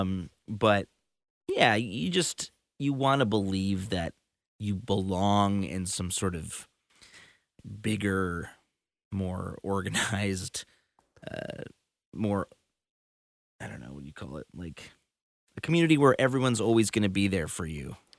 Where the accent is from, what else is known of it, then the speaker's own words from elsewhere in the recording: Chicago, Illinois, United States; my hometown in Chicago